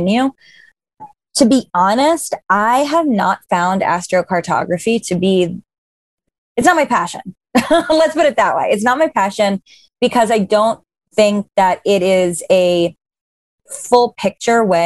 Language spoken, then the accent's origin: English; New York, United States; also born or lived in Los Angeles; I'm living in New York right now. I'm from New York. So it's basically a one-to-one experience of how I was raised